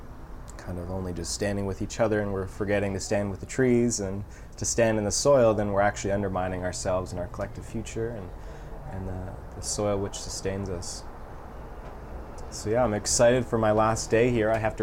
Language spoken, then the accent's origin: English; Toronto, Ontario, Canada; I was born in Toronto, and we had an overflowing balcony garden.